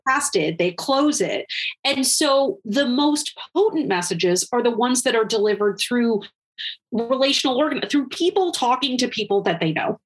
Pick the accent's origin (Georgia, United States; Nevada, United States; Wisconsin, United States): Wisconsin, United States; my home state of Wisconsin